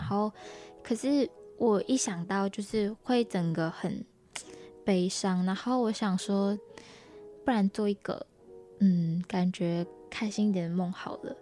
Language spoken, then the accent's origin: Chinese; Malaysia; moved away as an adult; now in Taiwan; 我来自马来西亚